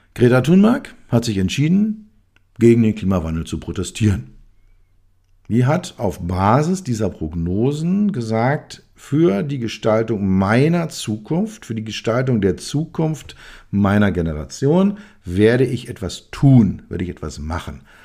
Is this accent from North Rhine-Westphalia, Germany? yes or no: no; Berlin, Germany; als Berliner, als Westberliner, ähm, bin ich mit der Mauer groß geworden